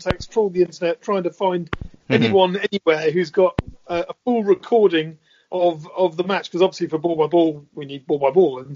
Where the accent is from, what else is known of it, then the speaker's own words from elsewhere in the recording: England, United Kingdom; as an Englishman